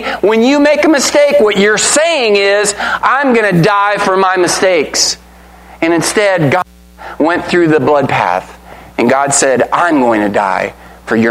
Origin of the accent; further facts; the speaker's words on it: United States; We're Americans, right? We're Americans!